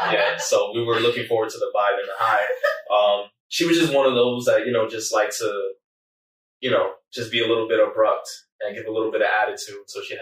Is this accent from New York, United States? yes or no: yes; New York, United States; I cannot. I'm a New Yorker.